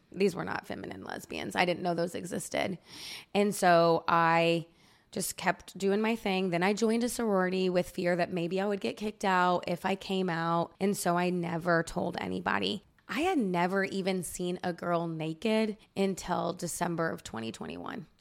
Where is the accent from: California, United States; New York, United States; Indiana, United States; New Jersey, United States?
Indiana, United States; I'm from Indiana